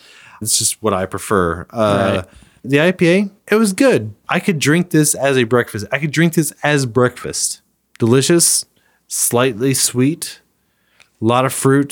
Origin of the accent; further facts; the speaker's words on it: Kansas, United States; I'm from Kansas.